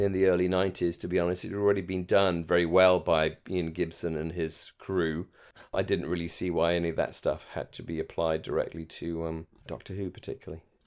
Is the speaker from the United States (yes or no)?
no; United Kingdom; moved away; as a British fan